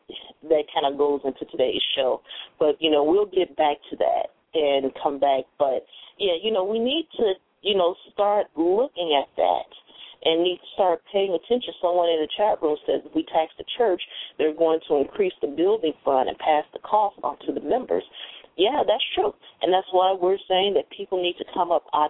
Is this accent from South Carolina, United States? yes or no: no; Chicago, Illinois, United States; moved away; I was raised here in Chicago until a certain age